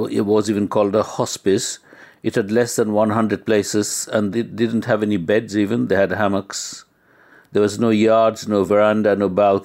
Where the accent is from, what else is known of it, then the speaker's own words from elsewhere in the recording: Kolkata, West Bengal, India; moved away as an adult; now in United Kingdom; I was from Calcutta